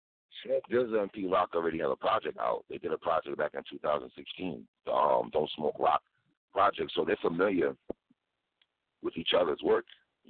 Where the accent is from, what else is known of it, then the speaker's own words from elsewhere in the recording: Buffalo, New York, United States; I'm from Buffalo, you're from New York.